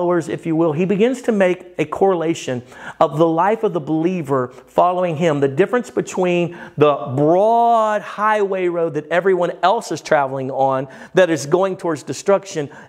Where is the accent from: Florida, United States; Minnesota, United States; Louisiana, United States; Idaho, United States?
Louisiana, United States; Baton Rouge; now in Texas, United States; I'm from Baton Rouge, Louisiana